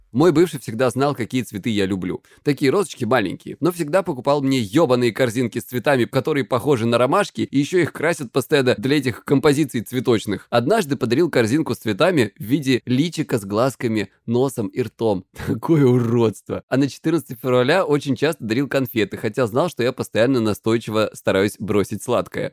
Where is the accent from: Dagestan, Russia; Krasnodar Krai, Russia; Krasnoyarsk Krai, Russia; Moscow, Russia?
Krasnodar Krai, Russia; я с Кубани